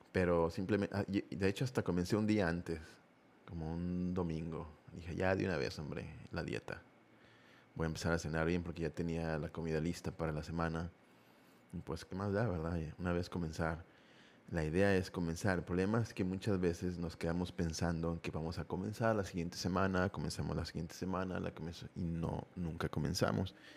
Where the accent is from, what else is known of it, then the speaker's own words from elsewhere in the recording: Mexico; somos muy fiesteros aquí en este, en este país